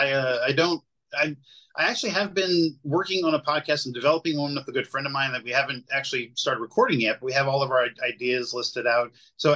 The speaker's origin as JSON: {"language": "English", "region": "the South", "country": "United States", "said": "maybe a sweet tea because I'm from the South, but that's about it."}